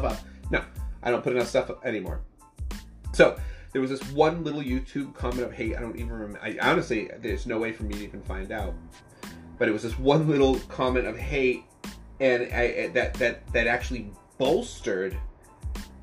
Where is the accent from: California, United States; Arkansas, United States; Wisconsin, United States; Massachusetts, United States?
Massachusetts, United States; I'm from Massachusetts